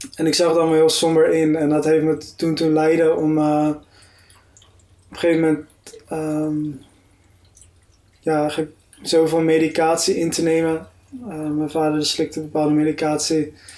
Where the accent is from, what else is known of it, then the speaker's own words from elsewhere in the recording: Delft, South Holland, Netherlands; moved away as an adult; also born or lived in Heerde; Ik ging naar de christelijk gereformeerde kerk in Delft, waar ik ben opgegroeid